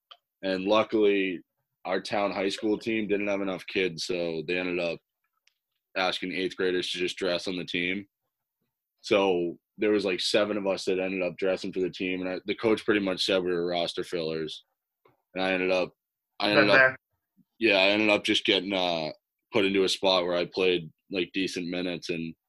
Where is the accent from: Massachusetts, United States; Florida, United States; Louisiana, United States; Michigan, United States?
Massachusetts, United States; Bay State Breakers' hometown; So I ended up playing for the Bay State Breakers, which is out of my hometown.